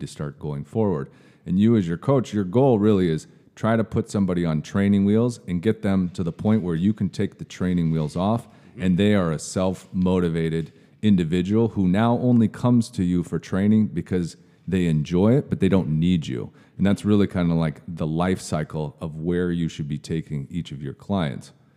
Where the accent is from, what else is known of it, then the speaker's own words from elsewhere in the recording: Kirkland, Washington, United States; moved away; I was from a suburb of uh, Seattle. It's called the East Side. So mm-hmm. I was born in Kirkland.